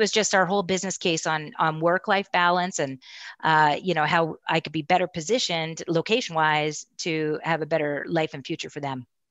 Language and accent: English; Castlegar, British Columbia, Canada; moved away as an adult; also born or lived in Kelowna, British Columbia; now in Calgary, Canada; we moved from Castlegar, B C, and the Kootenays to, uh, Kelowna